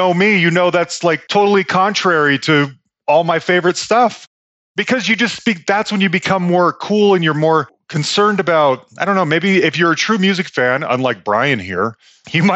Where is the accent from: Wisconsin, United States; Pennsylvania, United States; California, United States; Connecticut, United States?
California, United States; Bay Area; moved away; also born or lived in Salt Lake City, Utah; I grew up in the Bay Area